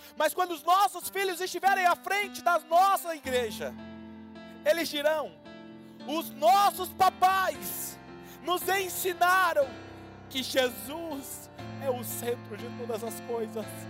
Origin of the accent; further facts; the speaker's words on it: Marília, São Paulo, Brazil; also born or lived in Jundiaí, São Paulo, Brazil; Marília é a cidade onde eu cresci